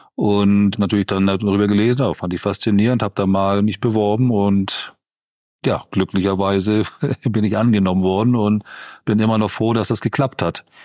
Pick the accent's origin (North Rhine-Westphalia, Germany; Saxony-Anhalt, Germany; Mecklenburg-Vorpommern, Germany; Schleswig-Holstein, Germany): Schleswig-Holstein, Germany; moved away; Mein Heimatbundesland Schleswig-Holstein